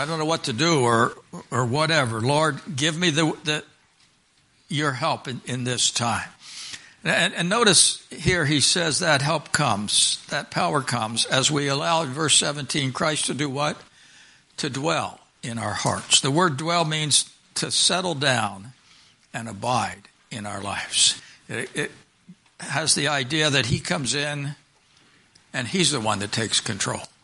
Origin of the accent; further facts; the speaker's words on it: Pennsylvania, United States; I grew up in Pennsylvania